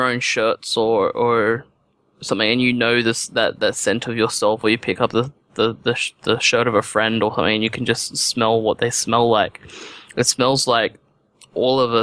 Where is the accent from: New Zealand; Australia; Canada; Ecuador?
Australia; I was being Australian